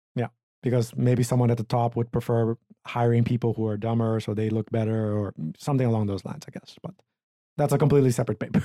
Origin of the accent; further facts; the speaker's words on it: Aruba; moved away; my home country, or island, I guess, Aruba.